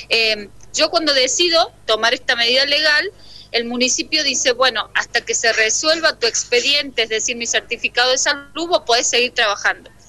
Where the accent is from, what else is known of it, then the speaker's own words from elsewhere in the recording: Cruz del Eje, Córdoba, Argentina; moved away as an adult; now in San Salvador de Jujuy, Argentina; trabajo en el municipio de San Salvador de Jujuy hace 13 años ya, el mismo tiempo que vivo en esta provincia, porque soy de la provincia de Córdoba, soy de Cruz del Eje